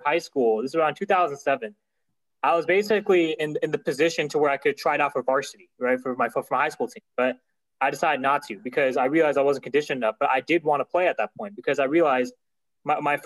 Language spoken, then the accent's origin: English; California, United States; I'm from California, but my parents are from Pakistan. So I'm Pakistani descent. Pakistani American